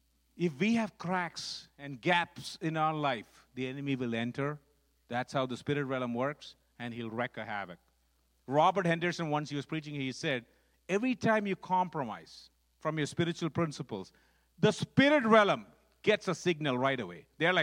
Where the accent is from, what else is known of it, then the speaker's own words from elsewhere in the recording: Dubai, United Arab Emirates; I grew up actually in Dubai, in the Middle East, because my dad was running a freight forwarding company there, so we grew up there.